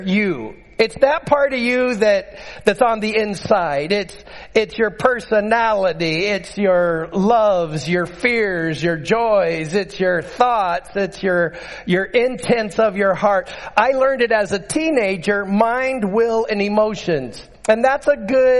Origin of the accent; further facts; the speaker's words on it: Utqiagvik, Alaska, United States; I grew up in Barrow